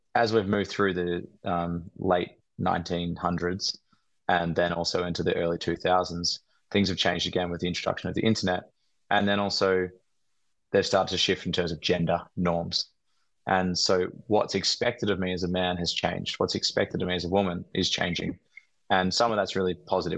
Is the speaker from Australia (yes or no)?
yes; Australia; we're Australian men